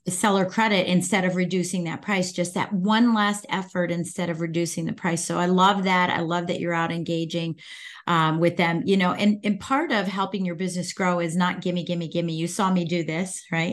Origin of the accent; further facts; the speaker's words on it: Northern Virginia, United States; I'm from Virginia. I'm in from Northern Virginia, so I, I'm outside of D C